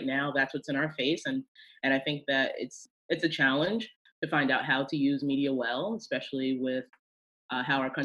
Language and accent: English; New York, United States; also born or lived in Chicago; growing up in New York as a Lutheran